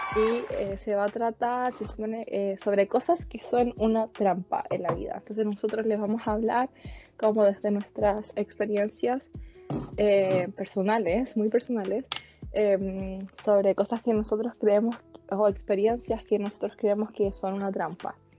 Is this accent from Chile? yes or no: yes; San Pedro, Chile; soy de San Pedro, al igual que Juanito